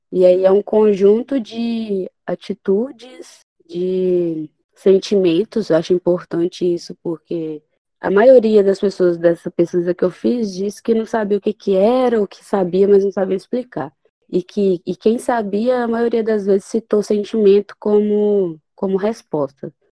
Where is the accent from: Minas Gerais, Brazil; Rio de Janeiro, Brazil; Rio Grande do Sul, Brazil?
Minas Gerais, Brazil; E sou mineiro.